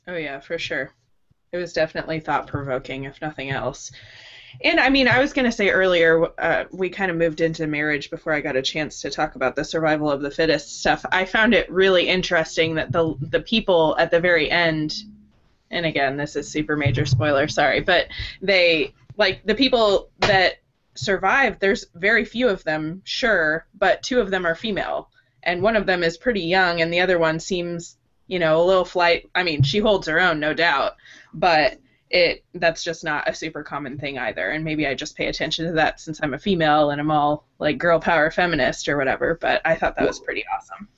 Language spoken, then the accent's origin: English; St. Louis, Missouri, United States; St. Louis, which is my hometown.